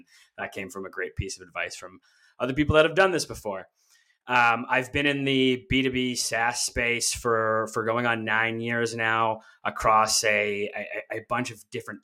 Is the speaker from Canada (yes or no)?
yes; Canada; I'm Canadian